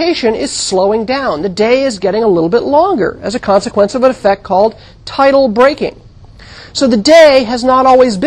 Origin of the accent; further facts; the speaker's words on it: United States; moved away; also born or lived in Santa Cruz, California / New England; I grew up in the Mojave Desert